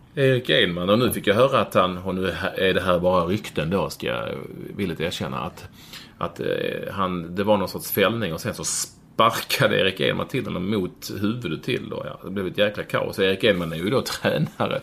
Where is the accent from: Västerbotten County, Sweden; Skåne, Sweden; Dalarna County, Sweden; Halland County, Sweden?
Skåne, Sweden; Malmö; now in Bromma, Sweden; jag växte upp på, Lindängen eller Vårsången i Malmö